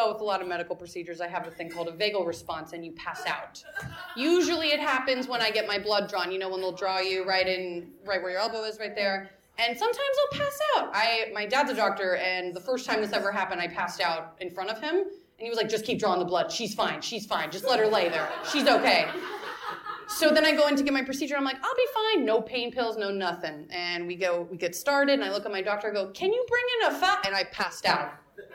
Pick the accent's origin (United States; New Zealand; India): United States; Florida; now in New York, United States; I'm from Florida, where everyone's an asshole when they drive.